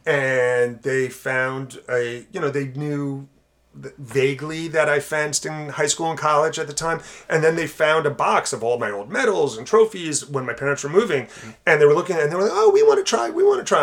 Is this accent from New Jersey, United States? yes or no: yes; South Orange, New Jersey, United States; growing up in South Orange